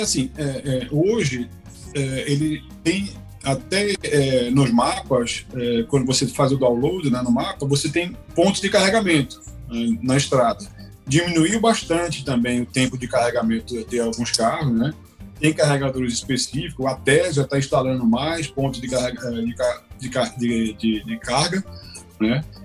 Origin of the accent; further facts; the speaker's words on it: Brazil; moved away; quando eu voltei para o Brasil a primeira vez, depois de um longo tempo morando fora